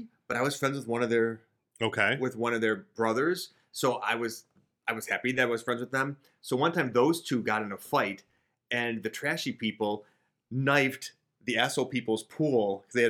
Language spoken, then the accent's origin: English; West Seneca, New York, United States; also born or lived in Orchard Park; growing up in West Seneca.